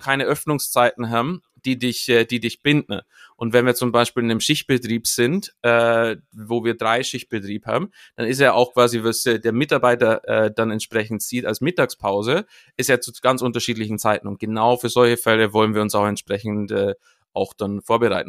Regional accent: Munich, Bavaria, Germany; in München, wo, wo ich herkomme

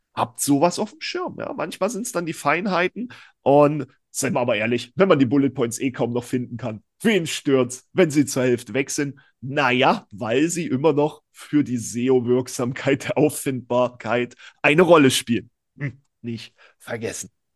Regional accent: East Germany, Germany; ich bin ja selber Ossi

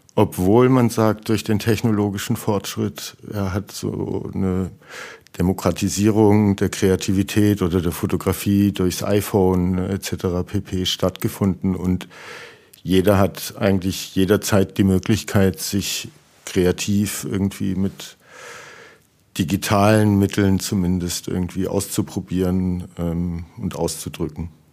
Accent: Heilbronn, Baden-Württemberg, Germany; wir sind aus Heilbronn

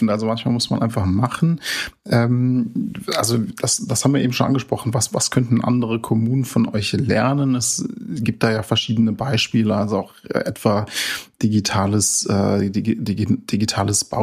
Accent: Neu-Anspach, Hesse, Germany; also ich komme äh, ursprünglich aus Neuansbach, das ist ja in der Nähe von Oberursel

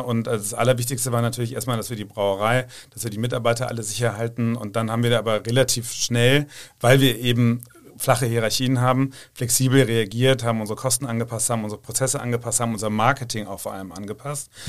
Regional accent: Rhineland, Germany; ich bin da auch als Rheinländer

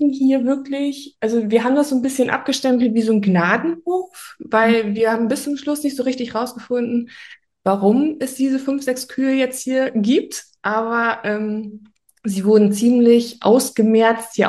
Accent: Oldenburg, Lower Saxony, Germany; ich bin 34 Jahre alt. Ich komme aus dem wunderschönen Oldenburg, ganz im Norden von Deutschland.

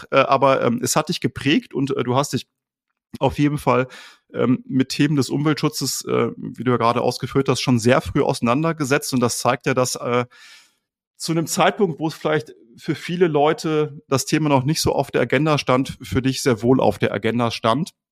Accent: Colombia; now in Germany; Äh, ich bin nämlich in Kolumbien aufgewachsen und ähm, das ist nun ein Tacken näher am Äquator als Deutschland.

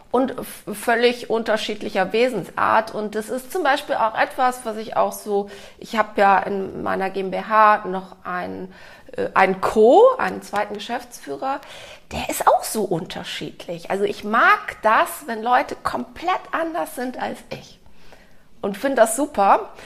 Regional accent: Cologne, North Rhine-Westphalia, Germany; Ich bin in Köln aufgewachsen

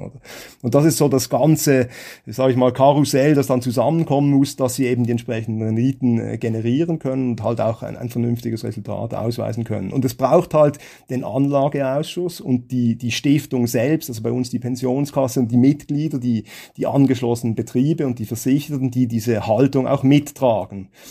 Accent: Switzerland; bei uns in der Schweiz

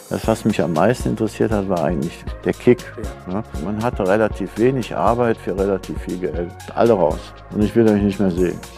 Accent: North Rhine-Westphalia, Germany; born there; Und ich bin im Wald, 51 im Wald geboren, also am Waldrand in so einem Finzendorf im Teutoburger Wald.

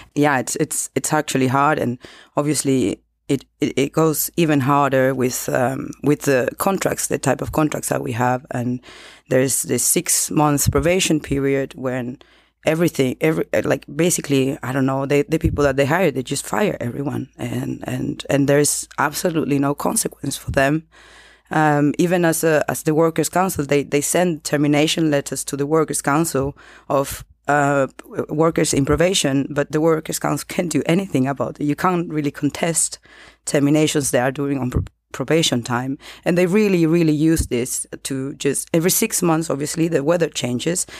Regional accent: Chile; English is a second language; moved away as an adult; now in Berlin, Germany; I came from I come from Chile, and I moved to Europe in 2018

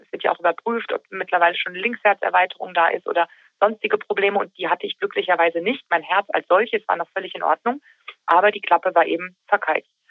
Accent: Taunus, Hesse, Germany; Richtig, das ist meine Heimat. Hier lebe ich seit über 40 Jahren.

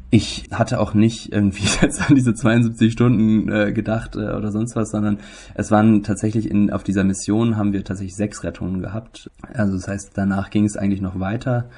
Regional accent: Germany; wir leben als Deutsche

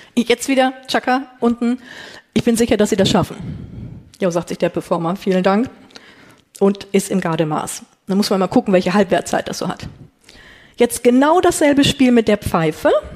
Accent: North Rhine-Westphalia, Germany; Ich komme aus Ostwestfalen

